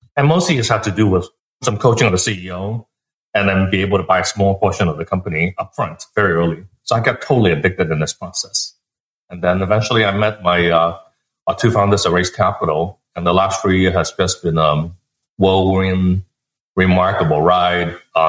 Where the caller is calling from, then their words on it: a town near Palo Alto, California, United States; I'm calling from a town near Palo Alto.